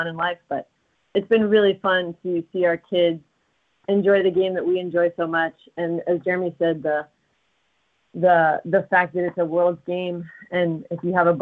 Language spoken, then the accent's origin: English; Los Angeles, California, United States; now in Missoula, United States; I grew up in Los Angeles